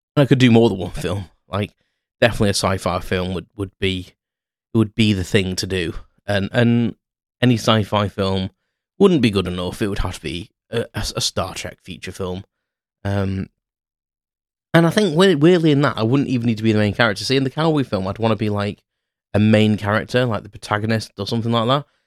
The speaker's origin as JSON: {"language": "English", "town": "Crewe", "region": "North West England", "country": "United Kingdom", "tie": "born or raised there", "said": "I walked around Crewe, uh, my hometown"}